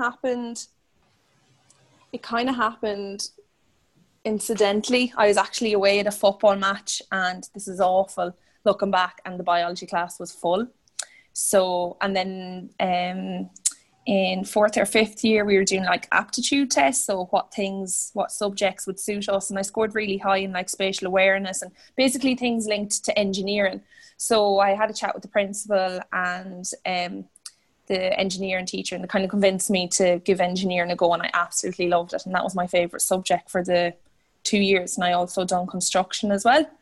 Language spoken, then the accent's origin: English; Roscommon, Connacht, Ireland; I'm a physiotherapist and I'm from Roscommon